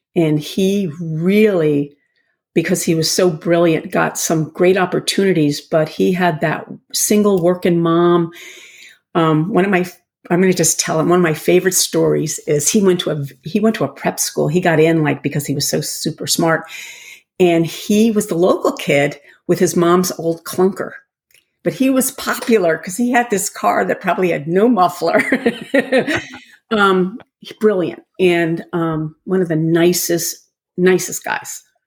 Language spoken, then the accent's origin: English; Rye, New York, United States; moved away as an adult; now in Connecticut, United States; I grew up in Rye, New York